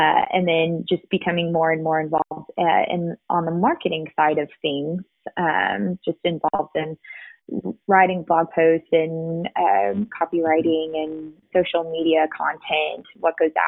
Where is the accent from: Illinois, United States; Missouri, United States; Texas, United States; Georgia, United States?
Texas, United States; Fredericksburg; moved away as an adult; now in Auburn, United States; I grew up in Fredericksburg, Texas